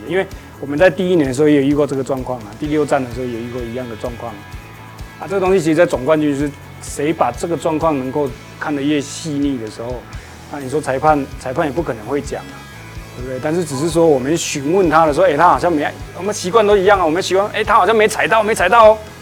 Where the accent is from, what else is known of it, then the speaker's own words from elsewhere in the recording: Taichung, Taiwan; 因为其实我是台中的